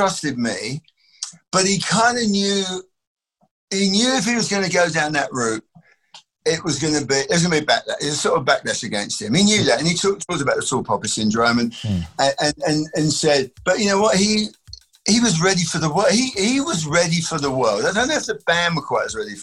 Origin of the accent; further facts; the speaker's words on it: England, United Kingdom; being English